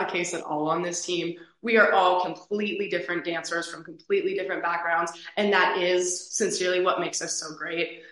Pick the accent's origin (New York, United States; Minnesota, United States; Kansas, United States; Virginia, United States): Minnesota, United States; Eagan; I'm originally from Eagan, Minnesota. I now live on campus at the University of Minnesota